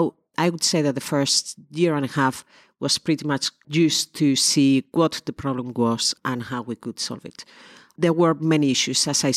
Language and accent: English; Spain; English is a second language; moved away as an adult; now in London, United Kingdom; I'm originally from Spain. I came to London 25 years ago. I did the usual thing that Spanish people